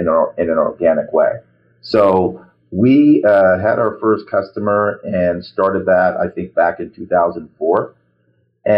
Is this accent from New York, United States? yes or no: yes; New York, United States; I was born here. I was born in New York, in Brooklyn, New York.